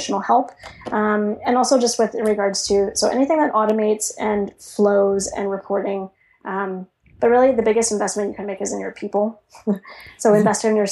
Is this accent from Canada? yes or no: yes; Canada; I'm Canadian